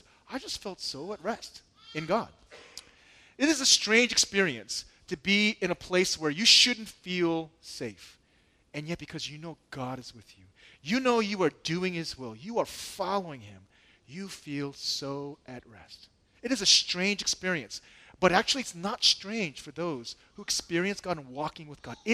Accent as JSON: {"language": "English", "country": "United States", "said": "I'm American."}